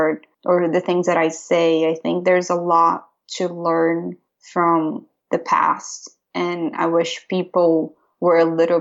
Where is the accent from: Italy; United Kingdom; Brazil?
Brazil; now in Pennsylvania, United States; I'm from Brazil